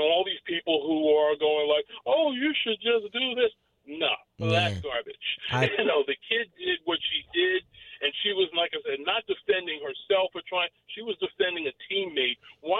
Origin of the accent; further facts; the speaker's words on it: New York, United States; I'm from New York, my friend.